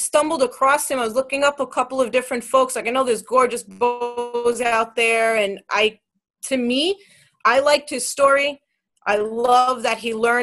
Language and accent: English; New York City, New York, United States; I'm from Queens